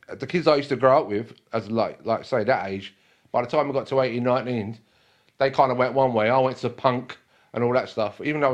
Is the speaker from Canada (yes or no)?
no; London, United Kingdom; also born or lived in Dalston / Stoke Newington; where I grew up in Hackney, my neighbours were Jamaican.